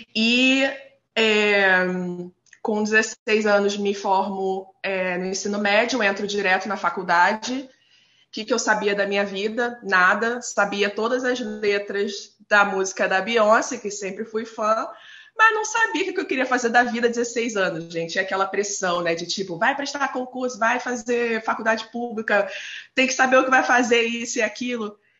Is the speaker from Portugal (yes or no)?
no; Nova Iguaçu, Rio de Janeiro, Brazil; moved away as an adult; now in Vancouver, Canada; eu sou cria da Baixada Fluminense, né? Nascida e criada em Nova Iguaçu